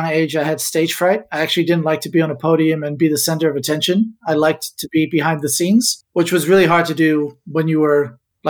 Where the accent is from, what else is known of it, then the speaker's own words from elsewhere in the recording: Ibiza, Balearic Islands, Spain; also born or lived in Amsterdam, Netherlands; now in Australia; I was born in Amsterdam many, many years ago, but I actually grew up in Ibiza, small little island in the Mediterranean, part of Spain